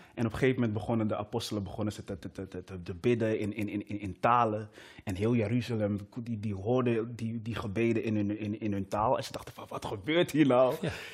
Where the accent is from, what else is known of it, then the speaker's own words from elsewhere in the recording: Amsterdam, North Holland, Netherlands; also born or lived in Meppel; ben opgegroeid in Amsterdam